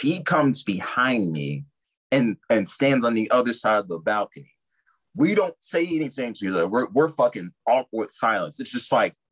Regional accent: Chicago, Illinois, United States; also born or lived in Lafayette, Indiana; I've been born and raised in the Chicagoland area.

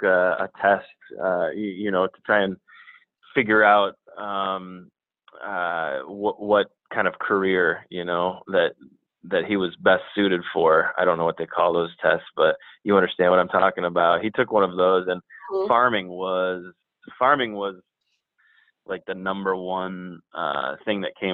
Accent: Ann Arbor, Michigan, United States; moved away as an adult; also born or lived in Ohio / Barrington / Abu Dhabi; I'm from Ann Arbor, Michigan, born and raised.

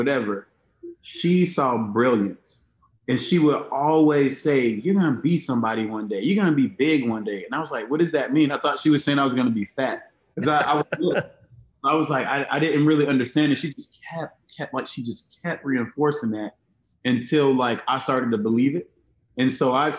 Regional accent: Miami and Monticello, Florida, United States; I grew up between Miami and a small town outside of Tallahassee called Monticello, Florida.

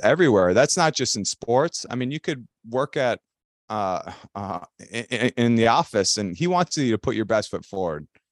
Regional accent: Elk River, Minnesota, United States; I grew up in Elk River, which is a, you know, just a blue collar, hockey centered city here in Minnesota

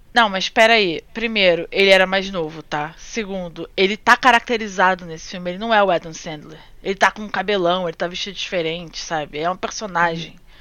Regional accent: Rio de Janeiro, Brazil; moved away as an adult; now in Japan; Praça Sans Pena, tipo, lugar onde eu cresci

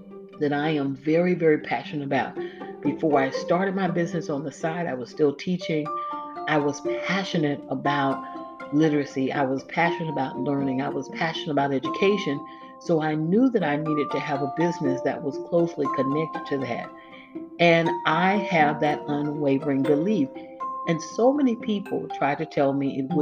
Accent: Florida, United States; I'm from Florida

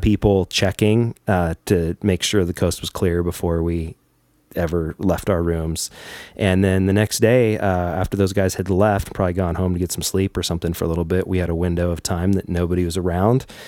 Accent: United States; being an American

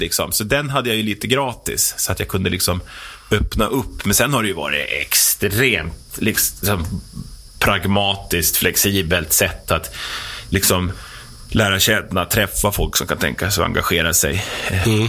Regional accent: Herräng, Stockholm County, Sweden; also born or lived in Norrtälje; jag är 47 eh, år, eh, uppe från Herräng

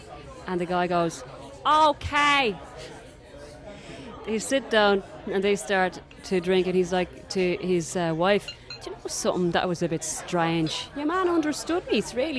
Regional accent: Galway, Connacht, Ireland; I'm from Galway

